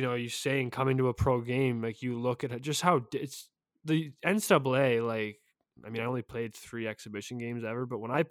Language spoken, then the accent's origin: English; Canada; as a Canadian